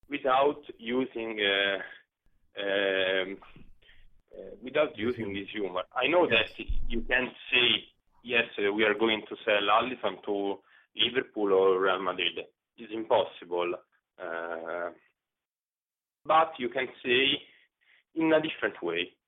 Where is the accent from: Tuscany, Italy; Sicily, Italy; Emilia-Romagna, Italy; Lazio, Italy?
Lazio, Italy; Rome; English is a second language; I was born in Rome